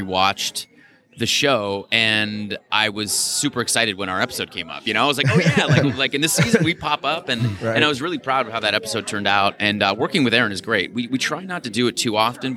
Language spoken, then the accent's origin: English; Toronto, Ontario, Canada; I grew up in Toronto